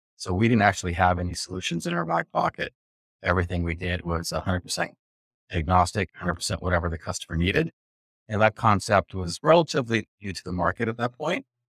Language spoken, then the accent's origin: English; West Coast, United States; Growing up on the West Coast